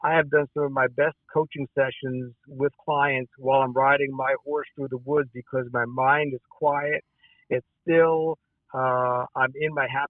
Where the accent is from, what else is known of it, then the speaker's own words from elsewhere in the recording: New York City, New York, United States; New York City.